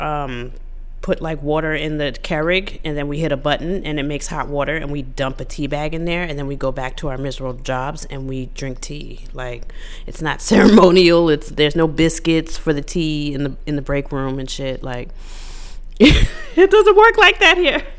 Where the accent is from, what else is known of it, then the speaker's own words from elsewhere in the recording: United States; as an American